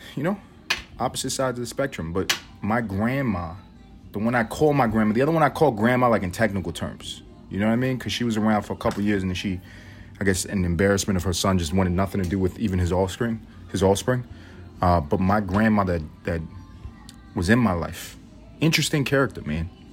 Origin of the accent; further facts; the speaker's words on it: United States; I'm an American